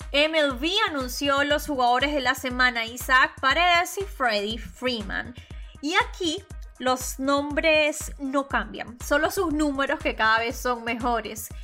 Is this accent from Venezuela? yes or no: yes; Venezuela; Yo soy periodista venezolana graduada en Venezuela